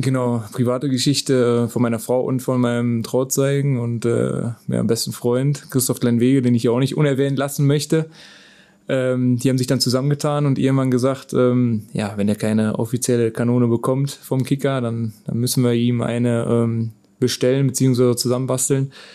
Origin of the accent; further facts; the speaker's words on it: Krechting, North Rhine-Westphalia, Germany; das ist ein kleiner Ort, wo ich geboren bin